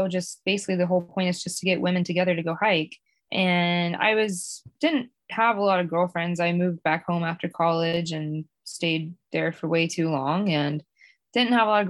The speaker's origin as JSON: {"language": "English", "region": "Georgia", "country": "United States", "said": "Yes, I am from Georgia. But right now I live in Maine in the winter, and then I live in Virginia in the summer."}